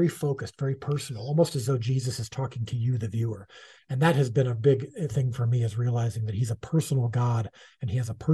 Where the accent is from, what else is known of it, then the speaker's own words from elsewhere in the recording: United States; as an American Gentile